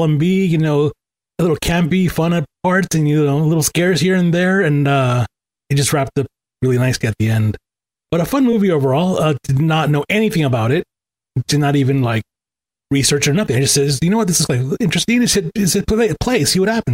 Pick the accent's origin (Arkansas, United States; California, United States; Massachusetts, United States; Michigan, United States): California, United States; Los Angeles; I grew up in Angelina Heights area of Echo Park